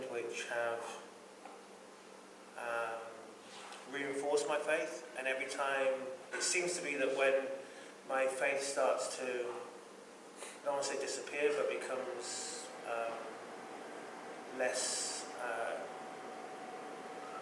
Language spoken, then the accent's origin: English; United Kingdom; moved away as an adult; now in St. Paul, United States; I'm British